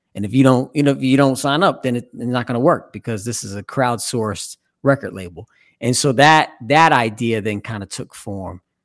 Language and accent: English; Evansville, Indiana, United States; now in Cincinnati, United States; growing up in the Midwest, I'm originally from Evansville, Indiana. I've been in Cincinnati now for, like, twenty years